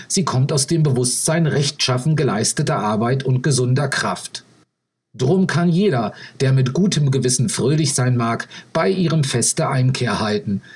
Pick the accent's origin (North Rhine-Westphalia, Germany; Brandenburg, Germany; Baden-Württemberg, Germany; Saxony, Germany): Brandenburg, Germany; now in Chile; Ich bin ja selbst aufgewachsen in Brandenburg, bin also Brandenburger